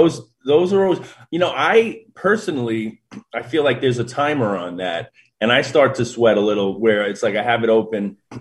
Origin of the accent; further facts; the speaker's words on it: New York City, New York, United States; I'm from Queens, New York, grew up a diehard Mets fan.